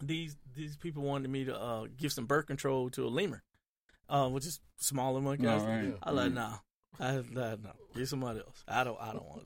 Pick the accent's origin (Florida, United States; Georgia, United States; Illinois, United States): Georgia, United States; rural; I grew up in rural Georgia